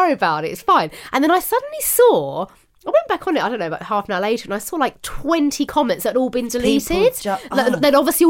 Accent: Ireland; As an Irish gal, I'm happy that Louisa found a good Irish man.

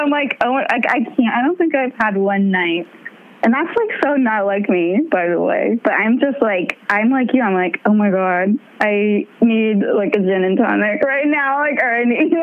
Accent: San Jose, California, United States; I grew up in San Jose

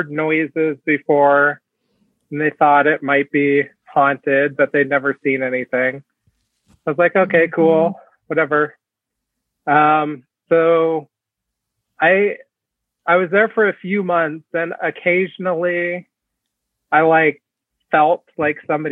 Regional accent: Fort Collins, Colorado, United States; I grew up in Northern Colorado, Fort Collins, which is just about 50 miles north of Denver

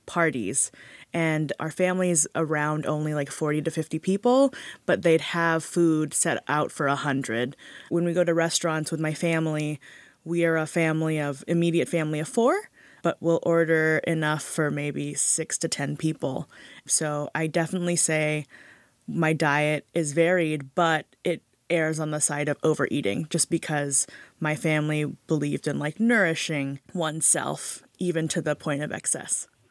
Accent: Hawaii, United States; I grew up in Hawaii with a really big immigrant family

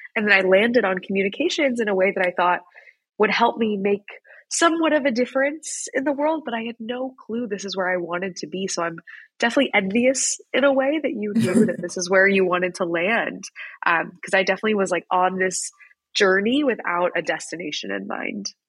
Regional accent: Wichita, Kansas, United States; moved away as an adult; I grew up in Wichita, Kansas

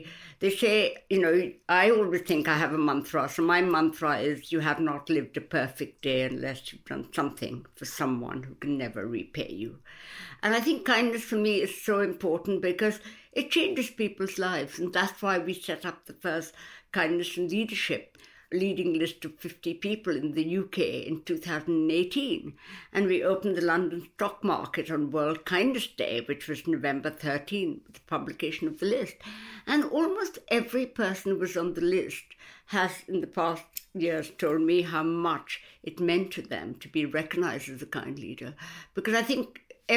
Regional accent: India; now in United Kingdom; I came from India many, many years ago, where I came up in a family where women didn't really work.

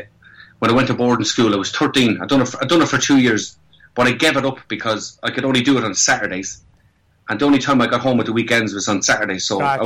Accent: Ireland; accent: Irish; moved away as an adult; now in London, United Kingdom; And I still have my accent, thank God. You can take the man out of Ireland, but you can't take the Irish out of the man.

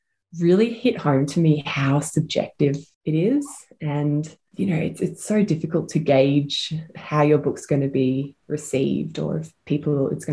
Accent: Ormond, Victoria, Australia; also born or lived in Malvern; now in Silvan, Australia; I grew up in my grandma's house with my mum in Ormond, so sort of Bayside

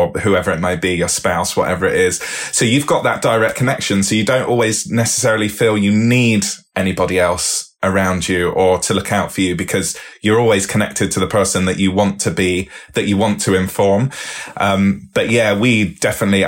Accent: Bristol, South West England, United Kingdom; I grew up in Bristol

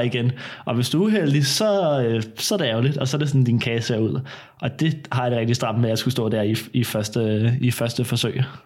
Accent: Søborg, Capital Region of Denmark, Denmark; jeg er 20 år, kom fra Søborg Mørkøj

